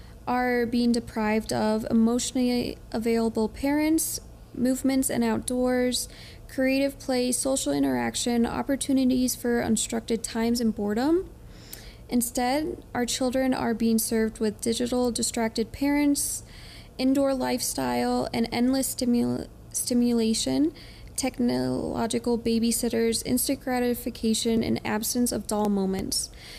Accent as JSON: {"language": "English", "region": "Ohio", "country": "United States", "lives_now": "Utah, United States"}